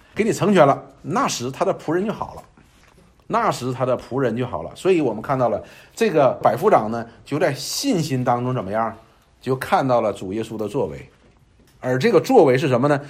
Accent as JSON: {"language": "Chinese", "country": "China", "said": "我们中国人他有一句话说"}